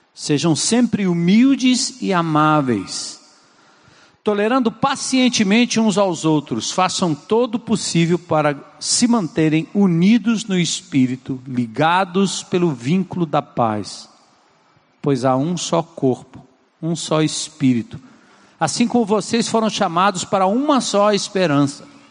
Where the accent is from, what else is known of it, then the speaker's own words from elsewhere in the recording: São Paulo, Brazil; moved away; em São Paulo, onde eu nasci, na Zona Norte